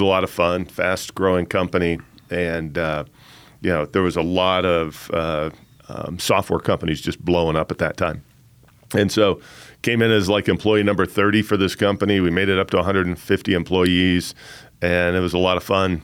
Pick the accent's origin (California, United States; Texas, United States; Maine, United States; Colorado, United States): Colorado, United States; Colorado Springs; I grew up here in the Springs as the son of a Air Force officer